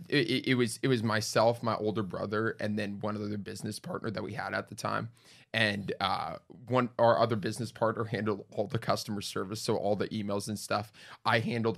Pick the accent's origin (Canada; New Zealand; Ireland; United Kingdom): Canada; Winnipeg, Manitoba; moved away; Born and raised in Winnipeg, 20 years there.